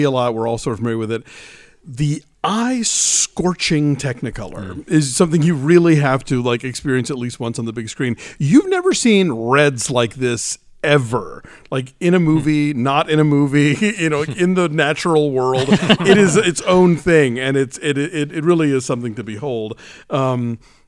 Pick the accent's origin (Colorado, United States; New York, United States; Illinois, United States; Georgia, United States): Georgia, United States; I grew up in Georgia